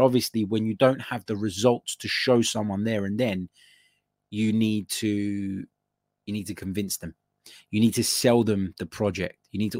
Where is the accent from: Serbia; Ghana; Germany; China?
Serbia; English is a second language; I'm from Serbia, and believe me, I know what I'm talking about.